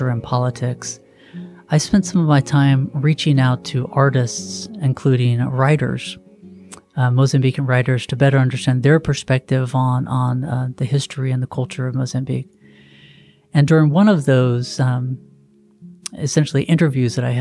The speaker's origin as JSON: {"language": "English", "country": "United States", "said": "me, as an American"}